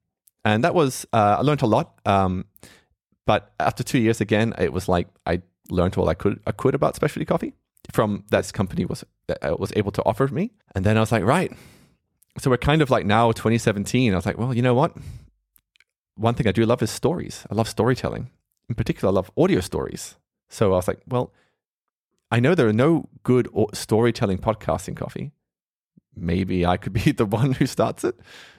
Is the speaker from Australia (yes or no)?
yes; Australia; I grew up there in Australia.